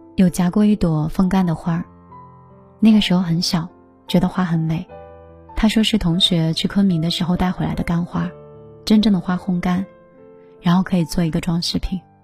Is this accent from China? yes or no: yes; Hangzhou, Zhejiang, China; 就是杭州的